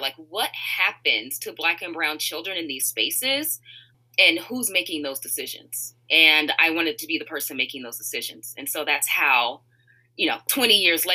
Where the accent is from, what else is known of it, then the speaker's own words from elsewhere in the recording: Richmond, California, United States; moved away as an adult; also born or lived in Moraga, California; now in Chicago, United States; I grew up in Richmond, California, so I want to represent the Bay there